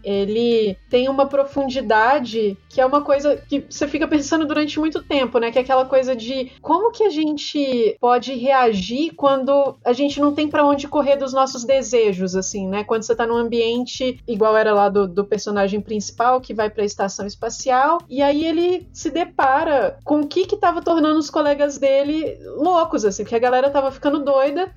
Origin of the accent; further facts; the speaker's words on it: Minas Gerais, Brazil; eu sou mineira